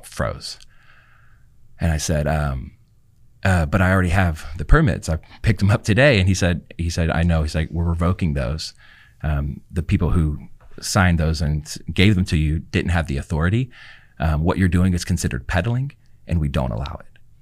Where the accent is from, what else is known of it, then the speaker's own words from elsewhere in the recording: Louisiana, United States; now in Houston, United States; I'm from Louisiana